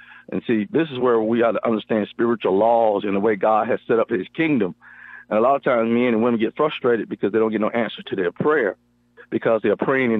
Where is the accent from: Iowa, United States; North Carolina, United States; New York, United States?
North Carolina, United States; near Raleigh-Durham, Eastern; now in Marshall, Texas, United States; from Marshall, Texas, originally from North Carolina, Eastern North Carolina, near Raleigh-Durham, and I've been in Texas since 1988, so I believe I'm a true Texan now.